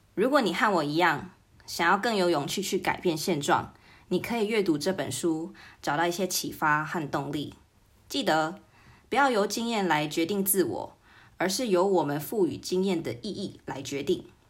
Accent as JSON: {"language": "Chinese", "country": "United Kingdom", "tie": "born or raised there", "moved": "yes", "said": "小时候在英国长大"}